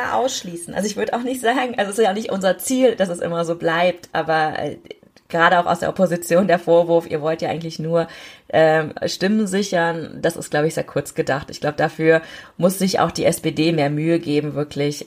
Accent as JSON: {"language": "German", "country": "Germany", "tie": "born or raised there", "said": "ich bin ja in Deutschland geboren, aber meine Eltern sind zum Studium hergekommen."}